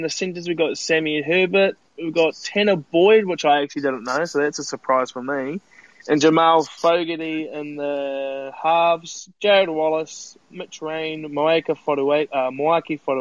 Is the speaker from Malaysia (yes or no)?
no; New Zealand; as like a New Zealander